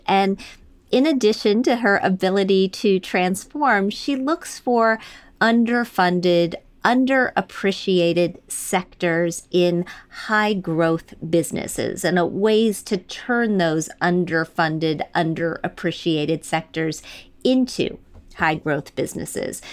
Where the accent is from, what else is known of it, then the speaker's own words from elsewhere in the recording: Wisconsin, United States; moved away as an adult; also born or lived in Michigan; I was born in Michigan, raised in Wisconsin, went to the big city after college